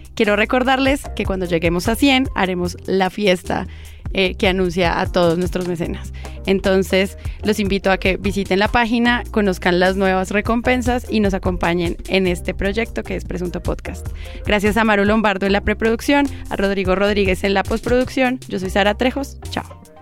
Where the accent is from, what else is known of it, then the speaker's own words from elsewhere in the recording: Colombia; como colombianos